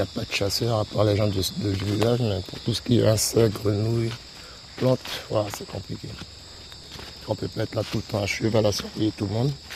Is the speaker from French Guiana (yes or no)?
yes; Macouria, French Guiana; now in Saül, French Guiana; Mes parents sont d'ici, moi je suis de Macoria